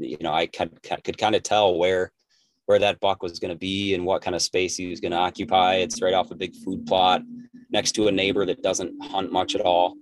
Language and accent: English; Richland County, Wisconsin, United States; also born or lived in Green Bay, Wisconsin; I was born and raised in Richland County, Wisconsin, in Southwest Wisconsin